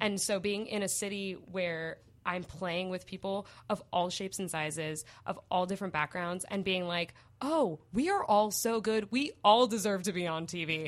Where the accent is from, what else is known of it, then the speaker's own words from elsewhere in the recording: Portland, Oregon, United States; moved away as an adult; also born or lived in Los Angeles; I'm from Portland from before Portland was a thing.